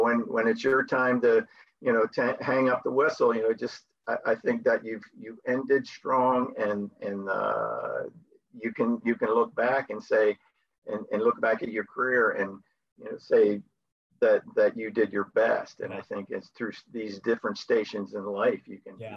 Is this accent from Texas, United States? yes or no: no; Byron, New Jersey, United States; moved away as an adult; now in Spain; I'm born and raised in Byron, New Jersey